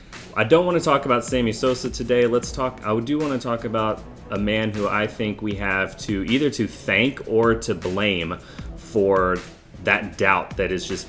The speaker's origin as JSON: {"language": "English", "town": "Houston", "region": "Texas", "country": "United States", "tie": "born or raised there", "said": "I grew up in the Houston area"}